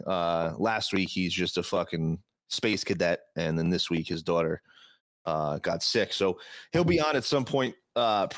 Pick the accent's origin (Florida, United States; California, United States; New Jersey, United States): New Jersey, United States; pothead from New Jersey